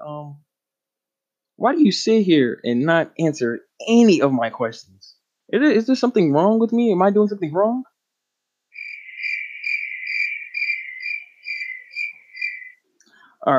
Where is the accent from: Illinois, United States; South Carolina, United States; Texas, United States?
South Carolina, United States; North Augusta; I'm from North Augusta, South Carolina, over there